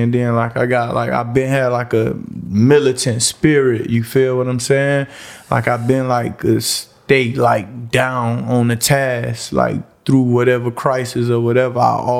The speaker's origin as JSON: {"language": "English", "town": "Miami", "region": "Florida", "country": "United States", "tie": "born there", "said": "I was born in Liberty City more so. A lot of my family from what my family is from Liberty City. A lot of my close friends from Liberty City. I grew up everywhere, I like to say it."}